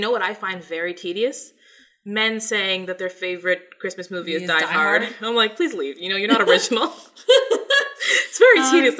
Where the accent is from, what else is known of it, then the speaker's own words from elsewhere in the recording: Canada; also born or lived in Jamaica (heritage); now in Toronto, Canada; We are in Toronto. Yeah. And we're Canadian.